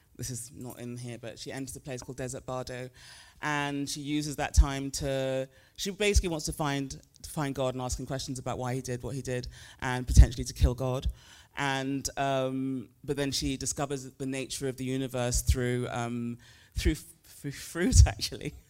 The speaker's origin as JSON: {"language": "English", "country": "United Kingdom", "tie": "born or raised there", "also_born_or_lived": "Nigeria", "moved": "as an adult", "lives_now": "United States", "said": "even though I grew up in the U K and currently live in the States"}